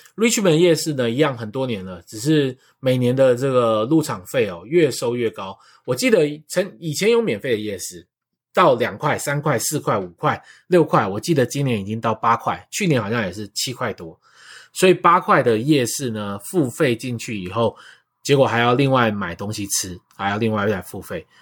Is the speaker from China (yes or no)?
no; Taiwan; now in Vancouver, Canada; 我们台湾人